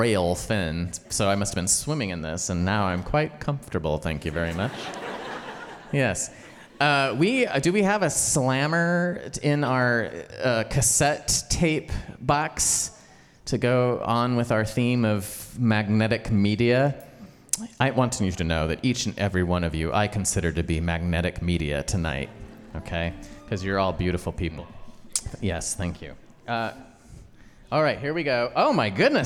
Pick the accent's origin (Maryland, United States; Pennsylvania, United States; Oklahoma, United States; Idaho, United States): Idaho, United States; I grew up in Idaho